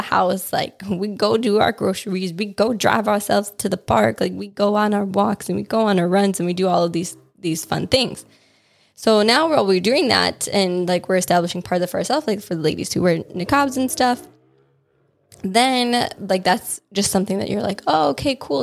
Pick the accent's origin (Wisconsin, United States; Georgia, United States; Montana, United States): Wisconsin, United States; when I was growing up in Wisconsin